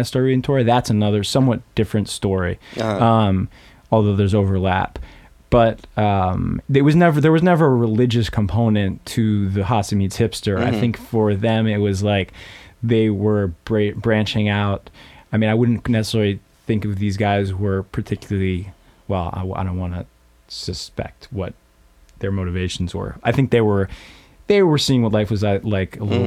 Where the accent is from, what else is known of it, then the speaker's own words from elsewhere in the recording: Boston, Massachusetts, United States; moved away as an adult; also born or lived in New York; now in Queens, New York, United States; Boston, suburbs of Boston